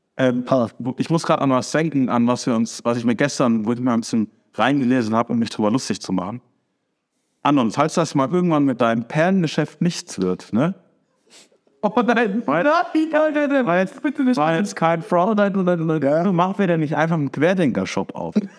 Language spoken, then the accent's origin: German; Germany; die Deutschen